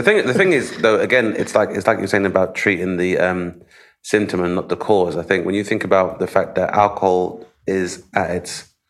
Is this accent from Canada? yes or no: no; United Kingdom; because obviously being British and being somewhat repressed